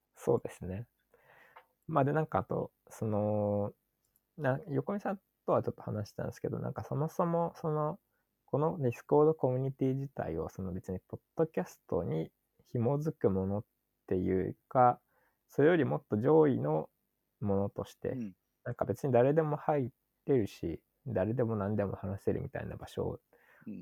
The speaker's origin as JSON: {"language": "Japanese", "region": "Chiba", "country": "Japan", "tie": "born or raised there", "said": "僕が地元千葉なんですけど"}